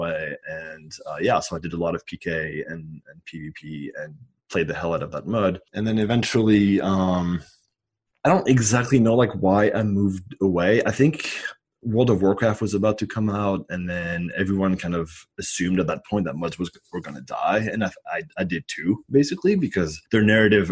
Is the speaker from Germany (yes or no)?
no; France; moved away as an adult; So I am an immigrant. I grew up in France, and I moved over when I was 18.